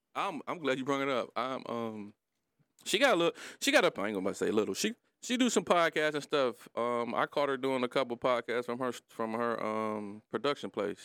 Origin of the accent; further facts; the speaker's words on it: Detroit, Michigan, United States; I'm from Brightmoor, too.